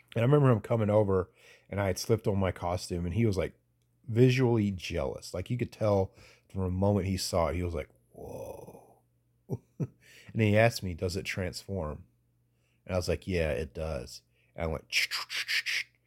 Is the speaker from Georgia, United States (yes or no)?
yes; Statesboro, Georgia, United States; moved away; also born or lived in Atlanta suburbs, Georgia; I moved away from Statesboro, Georgia, into the s, suburbs of Atlanta